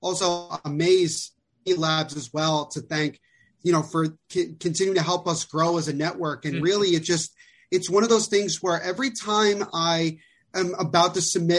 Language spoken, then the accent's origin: English; New Jersey, United States; I'm from New Jersey